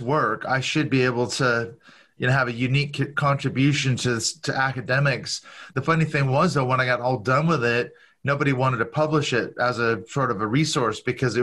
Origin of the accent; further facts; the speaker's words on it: Seattle, Washington, United States; I'm actually from Seattle, Washington.